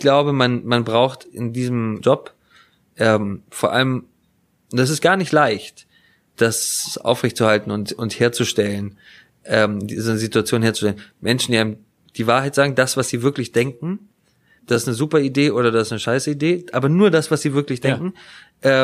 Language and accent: German; Hamburg, Germany; als Hamburger